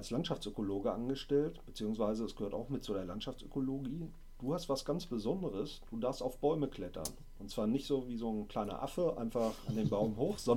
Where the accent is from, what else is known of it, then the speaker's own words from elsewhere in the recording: Sauerland, North Rhine-Westphalia, Germany; Ich komme aus dem wunderschönen Sauerland.